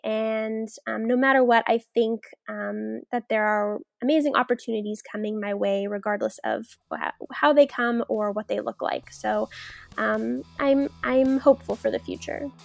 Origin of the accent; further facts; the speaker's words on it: Sacramento, California, United States; I myself am not a San Francisco native, but um, I'm from Sacramento area